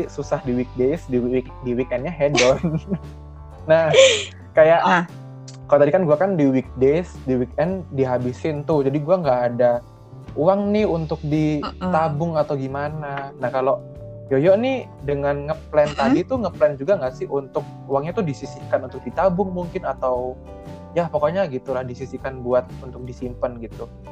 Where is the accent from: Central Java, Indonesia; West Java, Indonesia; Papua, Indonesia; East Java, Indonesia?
East Java, Indonesia; Surabaya; moved away as an adult; also born or lived in Jakarta / Tangerang; gue dari Surabaya nih merantau ke Jakarta atau Tangerang